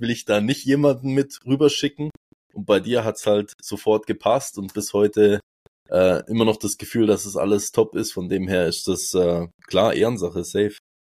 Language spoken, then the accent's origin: German; Switzerland; ich bin aus der Schweiz